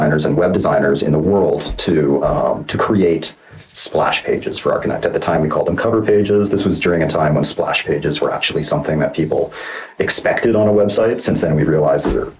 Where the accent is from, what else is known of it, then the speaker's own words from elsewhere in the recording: Calgary, Alberta, Canada; now in Los Angeles, United States; I was born in Calgary, Alberta. I'm still a Canadian citizen, even though I've been living in Los Angeles for longer than I've ever lived in Canada